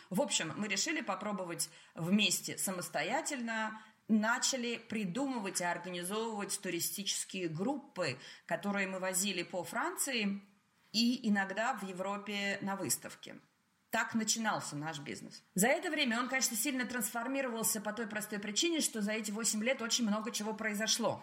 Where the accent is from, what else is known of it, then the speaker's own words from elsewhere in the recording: Russia; moved away as an adult; also born or lived in Saint Petersburg; now in France; Я уезжала из России 30-летний, профессионалом, состоявшийся, зарплата, квартира